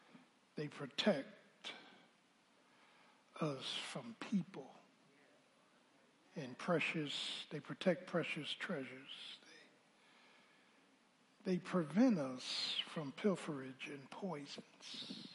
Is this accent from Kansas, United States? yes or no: no; Philadelphia, Pennsylvania, United States; I grew up in South Philly.